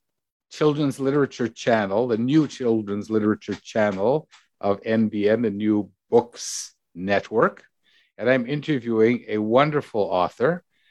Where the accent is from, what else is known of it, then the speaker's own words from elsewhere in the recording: Canada; I'm from Canada. What are underoos?